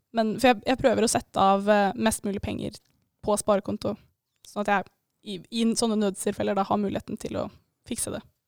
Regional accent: Eidsvoll, Akershus, Norway; now in Bodø, Norway; Jeg er fra Eidsvoll

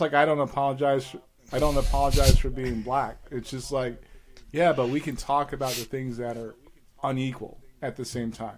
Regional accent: New York City, New York, United States; moved away; we stayed in the PJs in Staten Island.

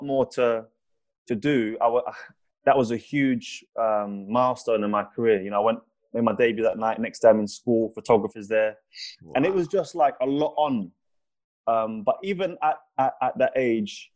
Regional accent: London, United Kingdom; I grew up in South London, 5 people were shot on my road in 1 year

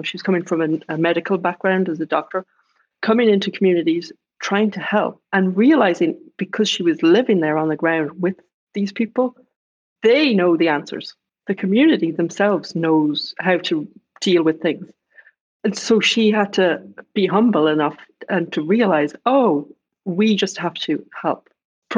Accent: Ireland; moved away; being Irish

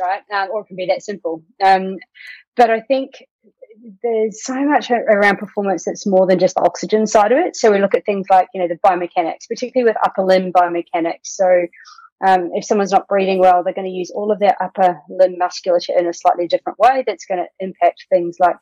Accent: New Zealand; moved away as an adult; now in Australia; I'm a Kiwi, so from New Zealand originally, live in Australia.

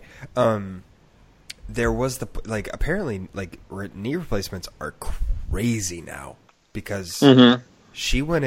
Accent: San Joaquin County General, California, United States; I was born at San Joaquin County General.

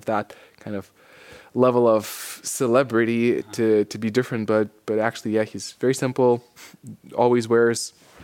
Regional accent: Lithuania; moved away as an adult; also born or lived in Portland; now in Dublin, Ireland; Then I went back for a couple of months to Lithuania, my home country

